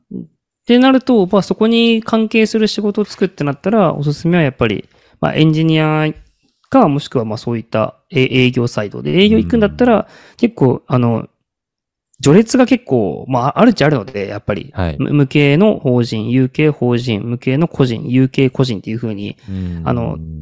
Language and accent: Japanese; Kagoshima, Japan; 自分もやっぱ鹿児島生まれなんで